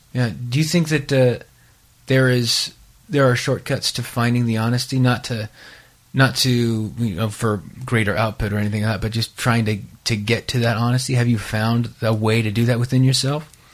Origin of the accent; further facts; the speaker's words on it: California, United States; I grew up in California